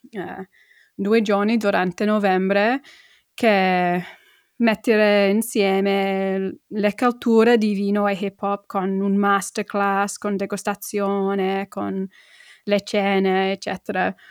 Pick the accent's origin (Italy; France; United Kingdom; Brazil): United Kingdom; Middlesbrough, North East England; born there; accent: London; Italian is a second language; a parte del mio accento che è molto londinese, infatti uh, sono nata una parte del, del nord-est, a Middlesbrough, è una, una parte molto industriale.